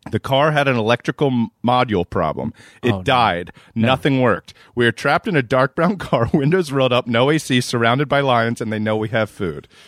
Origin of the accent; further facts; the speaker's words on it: New Jersey, United States; Growing up in Southern New Jersey, graduating in 1985, we've done it all.